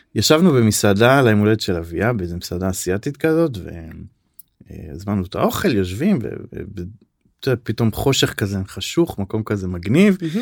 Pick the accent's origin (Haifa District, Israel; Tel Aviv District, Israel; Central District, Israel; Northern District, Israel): Northern District, Israel; Safed; אני גדלתי בצפת